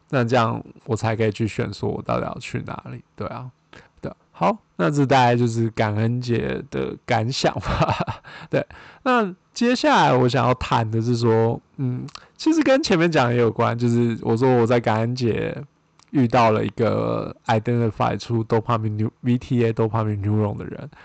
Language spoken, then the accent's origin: Chinese; Taiwan; moved away as an adult; now in United States; 我是台湾人嘛